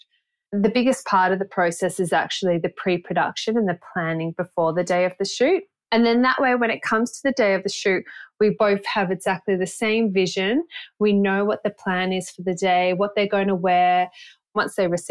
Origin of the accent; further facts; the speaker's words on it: Byron Bay, New South Wales, Australia; also born or lived in Sydney; growing up in Byron Bay